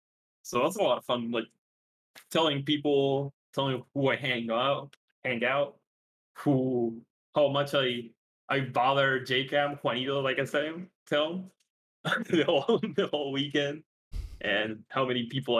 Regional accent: Coquimbo, Chile; now in Santiago, Chile; And then I just go back to my city because I'm not from Santiago, which is like where the international airport is.

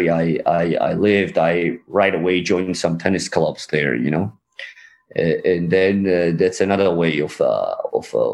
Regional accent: Georgia; moved away as an adult; also born or lived in Germany; you miss your country where you lived like 20 years

